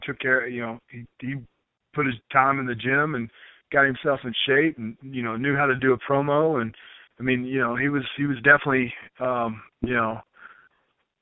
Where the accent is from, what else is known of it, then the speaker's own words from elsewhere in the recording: Memphis, Tennessee, United States; I grew up in Memphis, Tennessee